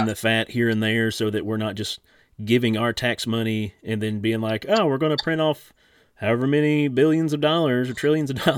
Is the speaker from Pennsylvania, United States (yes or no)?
no; Eastern Kentucky, United States; growing up in Eastern Kentucky